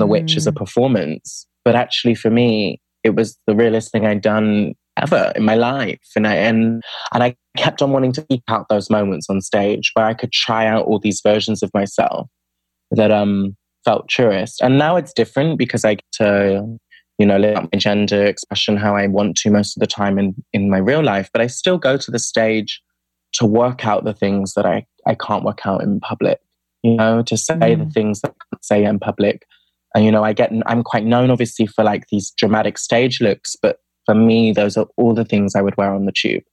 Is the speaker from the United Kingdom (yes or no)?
yes; United Kingdom; I'm from the UK, from the accent. Um, and I grew up outside of London in a smaller city, but in the suburbs of the city